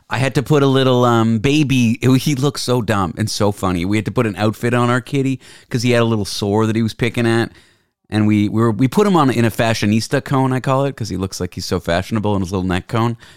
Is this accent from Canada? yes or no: yes; Canada; moved away as an adult; now in San Francisco, United States; I'm Canadian